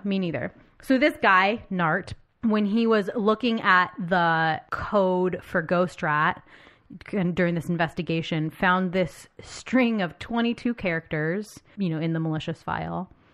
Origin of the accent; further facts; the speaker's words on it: United States; I'm American and I've been raised to believe